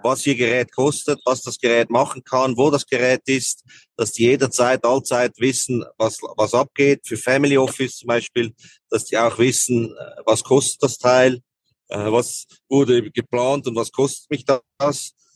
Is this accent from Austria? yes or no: no; Switzerland; bei uns in der Schweiz